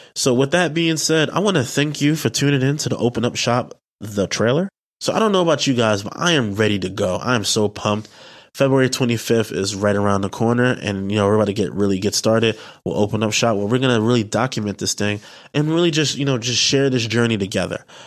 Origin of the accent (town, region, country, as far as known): New York City, New York, United States; also born or lived in Delaware